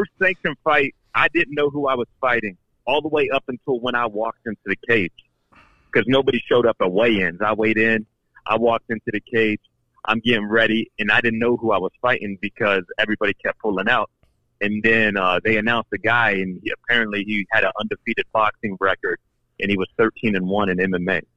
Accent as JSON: {"language": "English", "region": "Illinois", "country": "United States", "tie": "born or raised there", "also_born_or_lived": "Florida", "moved": "yes", "said": "I guess I was born here, but I grew up in Illinois."}